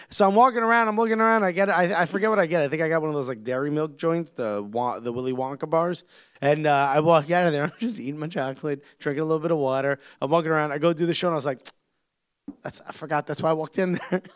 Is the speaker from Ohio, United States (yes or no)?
no; New York, United States; I'm a New Yorker